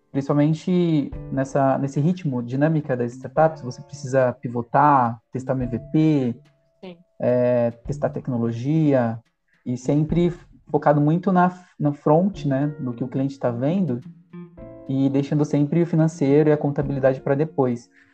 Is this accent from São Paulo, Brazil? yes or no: yes; Jundiaí, São Paulo, Brazil; Jundiaí, eu tive uma realidade um pouco humilde